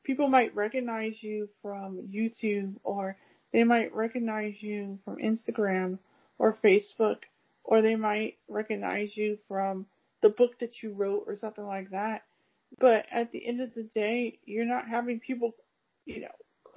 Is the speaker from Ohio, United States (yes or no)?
yes; Cleveland, Ohio, United States; also born or lived in California; now in Akron, United States; I live in Akron, 50 minutes away from Cleveland. I'm originally from Cleveland.